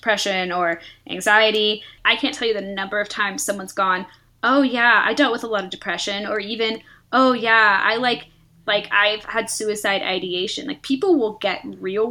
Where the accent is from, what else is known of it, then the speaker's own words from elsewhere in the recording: the Bay Area, California, United States; I'm from the Bay Area, very liberal, very open